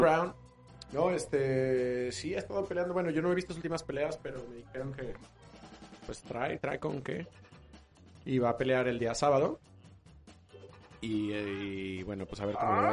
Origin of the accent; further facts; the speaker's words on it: Mexico; somos así los mexicanos